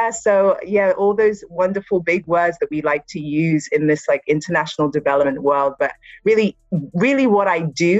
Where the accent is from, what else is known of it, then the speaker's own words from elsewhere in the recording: Nigeria; I am Nigerian